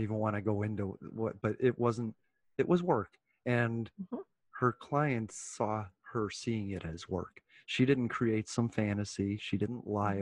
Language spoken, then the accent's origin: English; United States; we're American